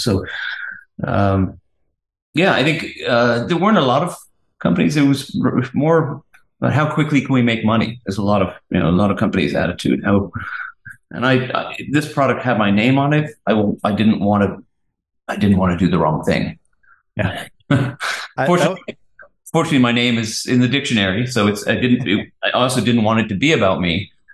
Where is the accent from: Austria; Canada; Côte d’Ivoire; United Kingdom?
United Kingdom; England; moved away; I'm English